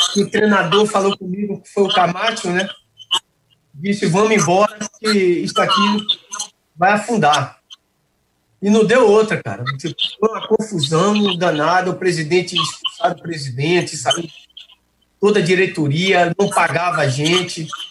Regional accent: Brazil; also born or lived in Salvador, Brazil / Rio de Janeiro, Brazil; eu estou aqui no meu país

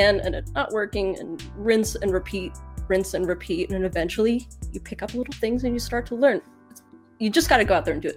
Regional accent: England, United Kingdom; now in United States; I'm from England, but now I'm in the States

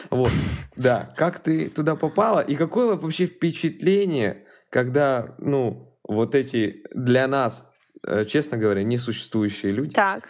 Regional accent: Sakhalin Oblast, Russia; Я сам с Дальнего Востока, Сахалина

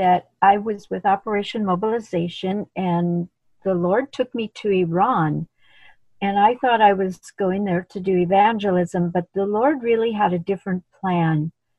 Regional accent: India; moved away; when I came from India, they welcomed me onto their team

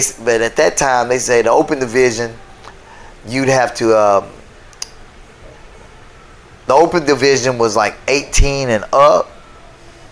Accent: Hot Springs, Arkansas, United States; I'm from Arkansas.

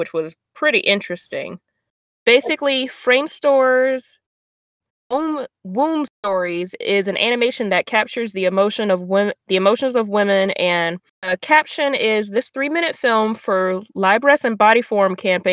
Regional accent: the South, United States; I'm from the South, so underwear isn't called panties. It's called drawers.

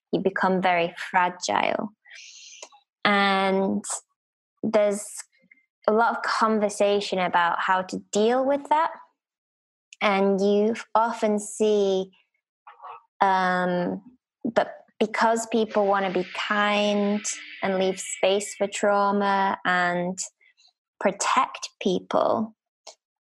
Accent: United Kingdom; As a Brit

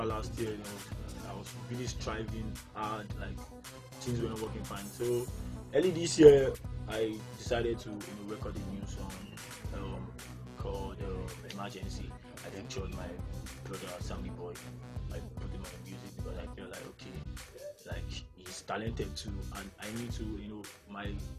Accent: Lagos, Nigeria; I was brought up in Barriga too, Ademolu Street, around Barriga Girls area

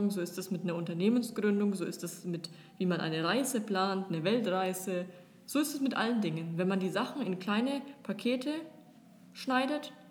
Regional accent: Germany; now in Dubai, United Arab Emirates; Aber wir, so als typische Deutsche, sind es halt einfach nicht gewohnt so.

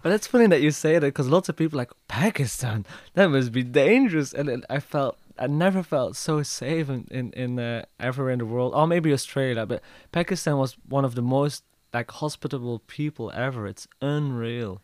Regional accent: Belgium; I'm from Belgium.

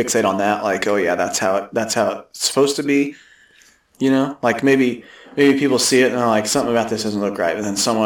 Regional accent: Atchison, Kansas, United States; we're from Atchison, Kansas

